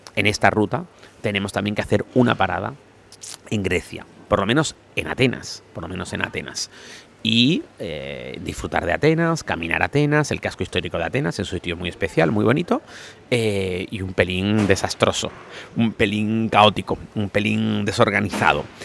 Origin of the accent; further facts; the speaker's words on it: Canary Islands, Spain; como decimos en Canarias